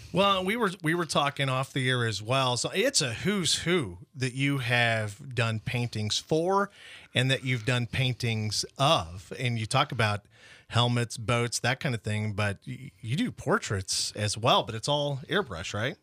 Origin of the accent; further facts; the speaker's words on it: Imperial, Nebraska, United States; I was born in Imperial, have relatives still in Imperial